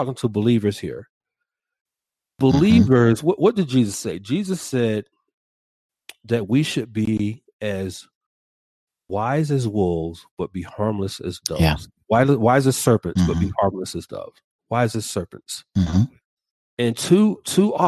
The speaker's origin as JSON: {"language": "English", "town": "Atlanta", "region": "Georgia", "country": "United States", "tie": "born or raised there", "said": "my hometown of Atlanta"}